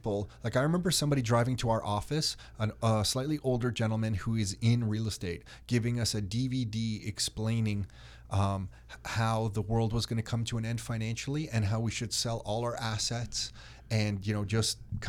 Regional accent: Newmarket, Ontario, Canada; I mean, I grew up in Newmarket. I can't believe how the prices are now.

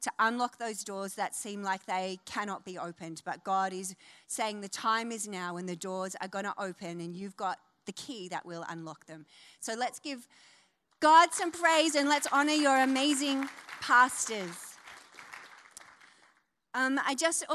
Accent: Wollongong, New South Wales, Australia; moved away; also born or lived in New Zealand / Northern Beaches, Sydney; I am from Wollongong, C3 Believe in Wollongong. I've come back to my roots.

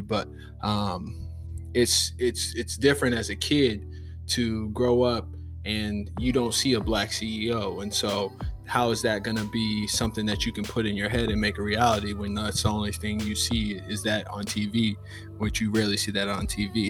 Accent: Lincoln, Nebraska, United States; moved away as an adult; now in Jacksonville, United States; I'm from Lincoln, Nebraska. I'm 29 years old. I live in Jacksonville, Florida, but uh, I'm from Nebraska. There's not many black people that you'll know that are from Nebraska, but uh, that's where I, that's where I was raised. Uh, that's where I grew up

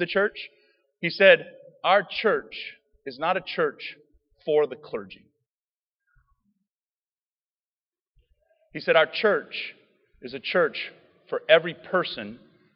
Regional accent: Cajun, Louisiana, United States; I'm a Cajun

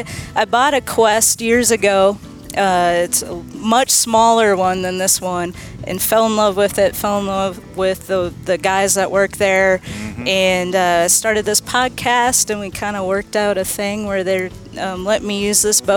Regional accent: Minnesota, United States; now in Nashville, United States; I grew up in Minnesota and I grew up fishing walleye.

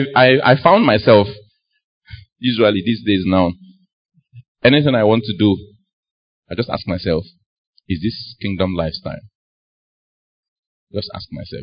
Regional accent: Nnewi, Anambra, Nigeria; When she realized that I was from Newi

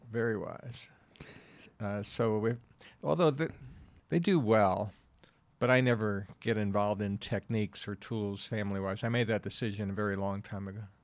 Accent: New York City, New York, United States; moved away as an adult; also born or lived in Wilkes-Barre, Pennsylvania; I'm from New York City, born and raised

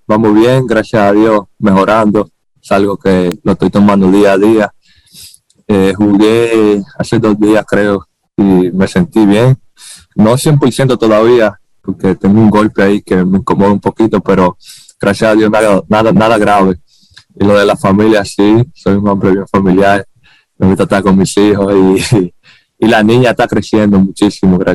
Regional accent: Dominican Republic; Todo sale de mí porque yo me crié y nací en Dominicana, ¿me entiendes? Y me siento muy orgulloso de, venir

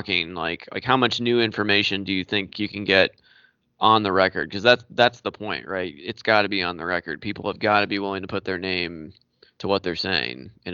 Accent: Mitchell, United States; I grew up in Mitchell, so I know how it is in a small town

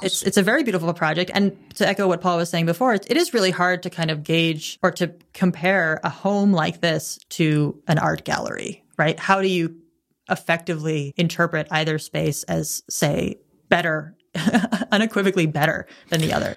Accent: United States; I'm an American tourist

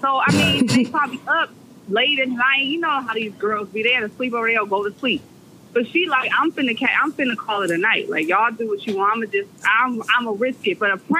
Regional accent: Milwaukee, Wisconsin, United States; moved away as an adult; now in Dallas, United States; We're from Milwaukee

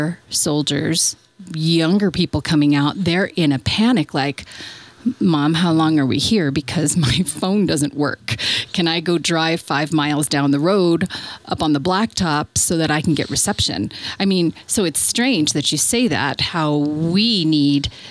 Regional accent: San Francisco, California, United States; now in Bosque Farms, United States; I grew up in San Francisco and we lived right on the cliffs

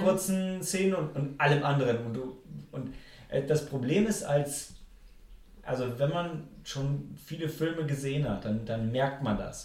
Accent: Germany; als Deutscher

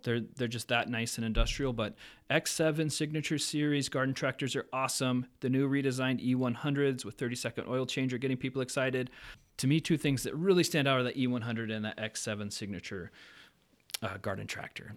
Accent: Pacific Northwest, United States; now in Fargo-Moorhead, United States; I grew up in the Pacific Northwest with a family company that mowed, landscaped, did all kinds of outdoor services

